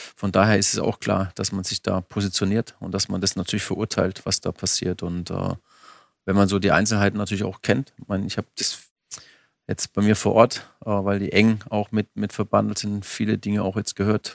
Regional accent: Bammental, Baden-Württemberg, Germany; ich engagiere mich auch sehr für meinen Heimatort

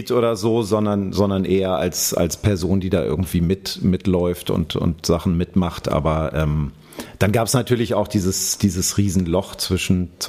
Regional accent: Hanover, Lower Saxony, Germany; now in Berlin, Germany; ich komme aus, komm aus Hannover ursprünglich.

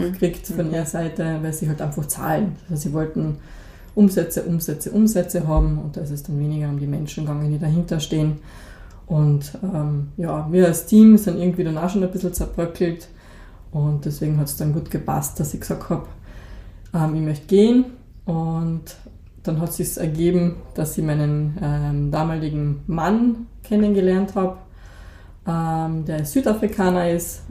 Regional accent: Moosburg, Carinthia, Austria; also born or lived in Klagenfurt; ich bin aufgewachsen in Moosburg, in einer kleinen Gemeinde

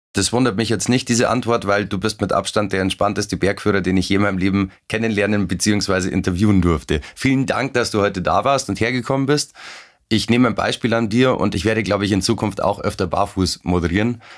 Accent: Werdenfelser Land, Bavaria, Germany; ich bin auch im Werdenfelser Land aufgewachsen

